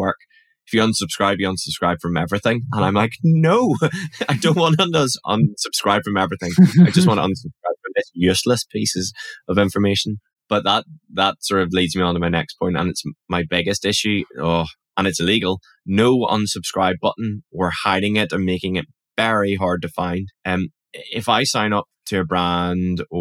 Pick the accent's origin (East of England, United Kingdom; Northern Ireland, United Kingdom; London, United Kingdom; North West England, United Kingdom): Northern Ireland, United Kingdom; accent: Northern Irish; my Northern Irish accent